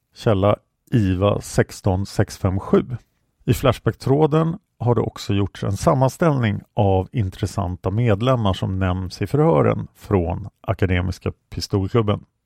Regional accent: Stockholm, Stockholm County, Sweden; jag växte upp på Kungsholmen

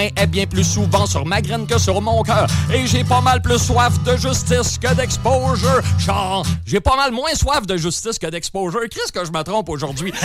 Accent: Quebec, Canada

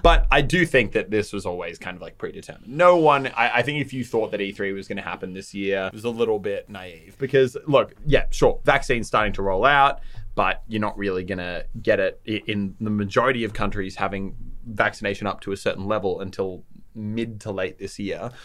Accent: Australia; We are Australian

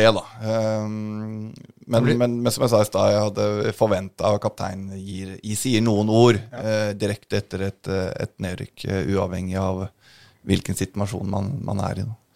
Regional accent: Oslo, Norway; jeg er fra Oslo øst

